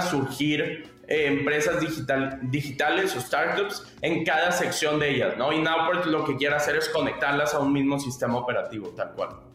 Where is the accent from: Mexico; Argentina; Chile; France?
Mexico; Monterrey, Nuevo León; also born or lived in Palo Alto; yo soy de Monterrey, México, mi familia tuvo un outports pero tradicional por más de 20 años aquí en México